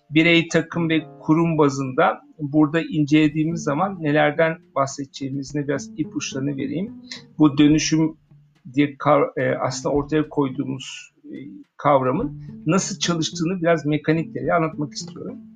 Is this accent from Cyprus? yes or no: no; Germany; Almanya'da büyüdüm. Bir Alman e, kafasına sahibim.